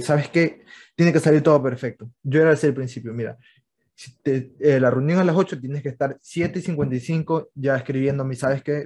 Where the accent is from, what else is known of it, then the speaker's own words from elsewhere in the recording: Manta, Manabí, Ecuador; yo también soy de Manta